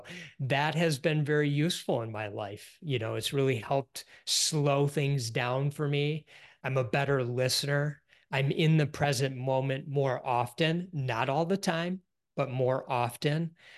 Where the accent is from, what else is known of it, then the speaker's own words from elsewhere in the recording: Detroit, Michigan, United States; Yep, I grew up in the Detroit area.